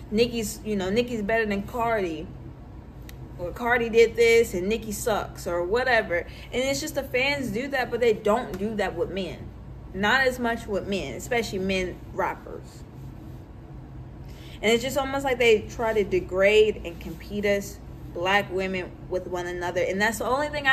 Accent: Louisville, Kentucky, United States; I grew up in the West End of Louisville

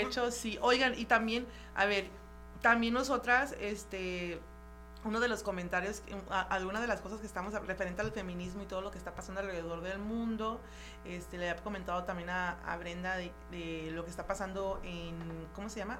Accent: Mexico; yo me siento súper orgullosa de ser mexicana súper orgullosa de venir de donde vengo

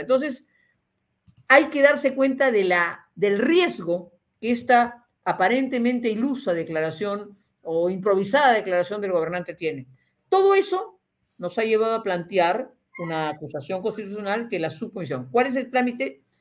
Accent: Peru; como peruana

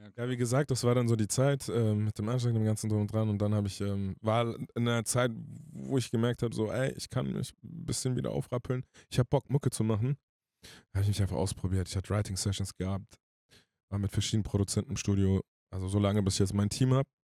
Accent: Hanau, Hesse, Germany; ich bin aus Frankfurt-Hanau

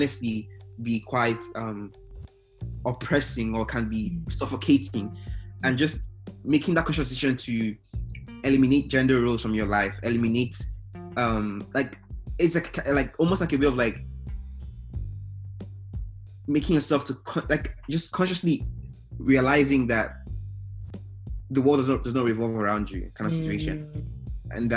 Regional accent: Imo, Nigeria; now in Texas, United States; Growing up in Nigeria

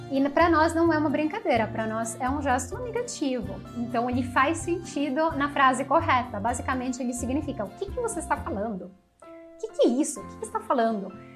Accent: Italy; Portuguese is a second language; moved away as an adult; also born or lived in Padua, Italy; now in Brazil; eu sou italiana, moro atualmente no Brasil há quase nove anos

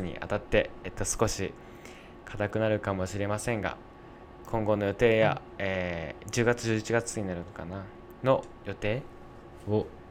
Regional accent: Yamanashi, Japan; チュロスの移動販売に挑戦している山梨県出身大学生二人が、地元山梨で活躍する若者をゲストに招き

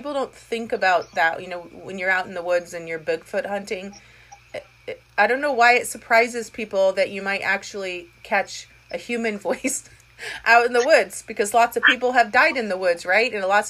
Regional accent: United States; accent: American; What, you don't like my American accent?

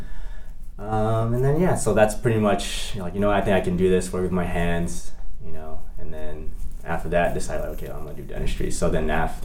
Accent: San Diego, California, United States; also born or lived in Indiana / Ohio; Born and raised in San Diego. Went to high school here

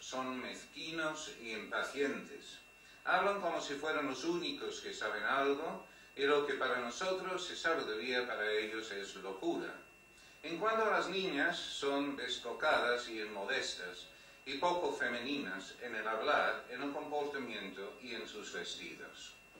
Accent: United Kingdom; Spanish is a second language; now in Spain; tengo este eh, acento raro porque pues, soy británico, pues de hecho desde hace un mes no soy británico, pero vamos, hasta hace un mes era británico, ahora ya soy español

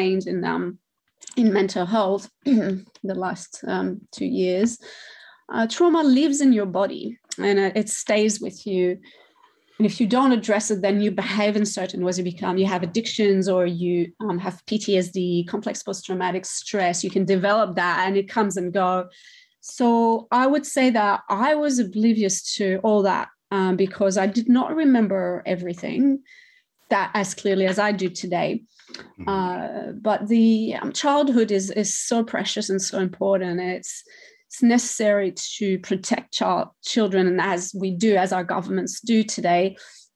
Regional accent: Montreal, Quebec, Canada; first language French; English is a second language; moved away as an adult; now in Australia; So I was raised in a suburb, not on the island as such, because it's a much older city.

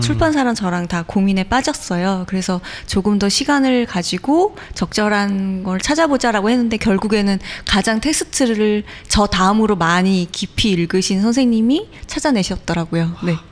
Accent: Incheon, South Korea; born or raised there; also born or lived in Busan

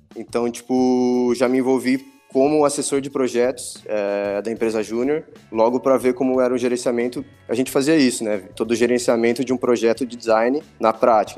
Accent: Botucatu, São Paulo, Brazil; also born or lived in Campinas; na verdade eu nasci em Campinas e com dois anos minha família já se mudou para Botucatu, então o que eu lembro mesmo é tudo de Botucatu, não lembro de nada lá de Campinas, então posso, posso falar que eu, que eu cresci lá e sou botucatuense mesmo

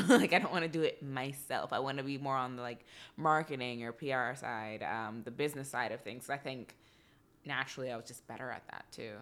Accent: Texas, United States; moved away; also born or lived in Atlanta; I'm from Texas

